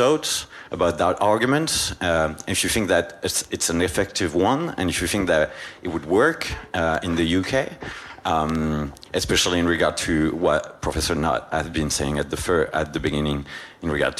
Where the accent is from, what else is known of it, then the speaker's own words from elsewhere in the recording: France; English is a second language; my colleague and I, we're from France